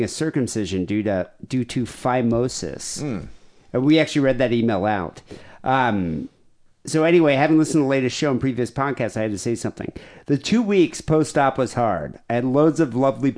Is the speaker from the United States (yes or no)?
yes; United States; us Americans